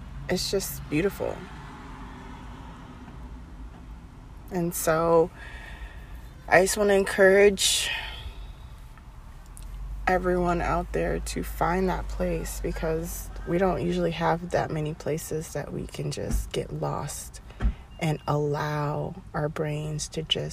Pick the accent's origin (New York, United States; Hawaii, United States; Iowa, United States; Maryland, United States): Maryland, United States; moved away; on a road trip back to my home state of Maryland